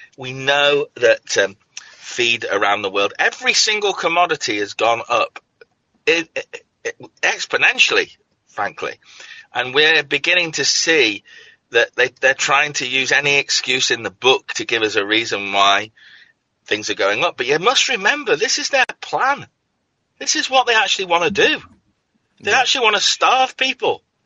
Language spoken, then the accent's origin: English; Scotland, United Kingdom; moved away; I come from Scotland